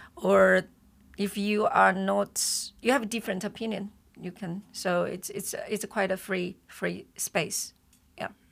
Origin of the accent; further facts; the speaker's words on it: China; moved away; we are Chinese